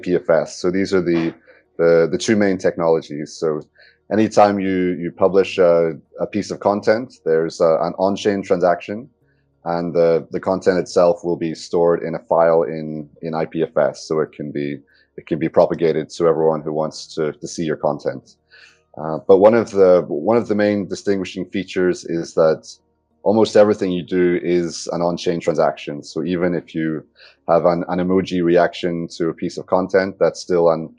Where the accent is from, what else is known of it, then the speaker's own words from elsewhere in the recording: Northern Ireland, United Kingdom; moved away; So, I'm from Northern Ireland originally